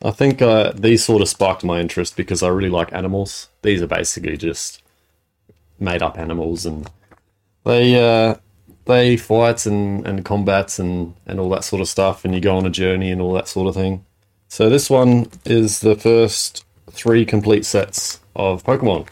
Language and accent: English; Adelaide, South Australia, Australia; I was born in Adelaide